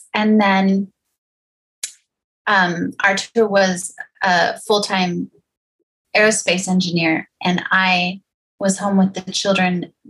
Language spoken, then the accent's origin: English; United States; now in Germany; And I'm American, obviously.